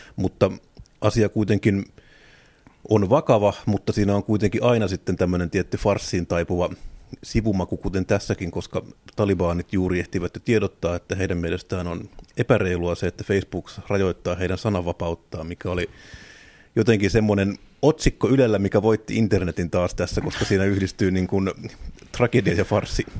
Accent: Tampere, Pirkanmaa, Finland; Itse olen kotoisin Tampereelta

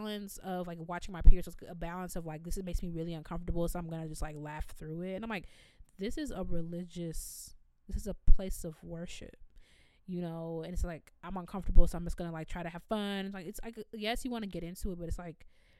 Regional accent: Evanston, Illinois, United States; growing up in Evanston, I've been to a synagogue before

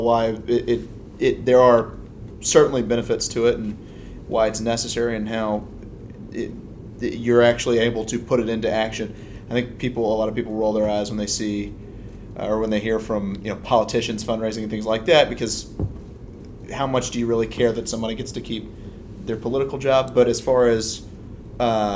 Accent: Alabama, United States; moved away; I grew up in Alabama

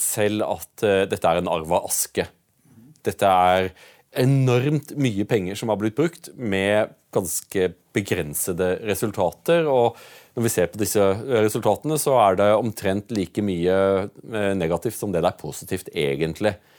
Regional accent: Utsira, Rogaland, Norway; Jeg kommer jo fra Utsira

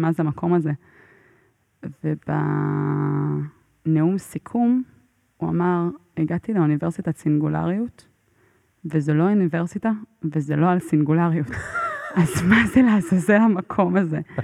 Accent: Israel; מאיפה את? אז אני אומרת לו, מישראל

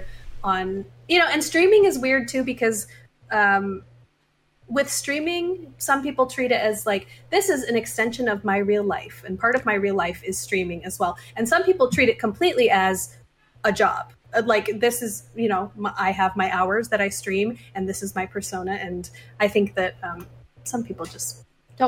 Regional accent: a little bit outside of Chicago, Illinois, United States; now in Chicago, United States; I am from Illinois. SteelSeries headquarters in Chicago. So I live in Chicago now, and I'm from a little bit outside of Chicago

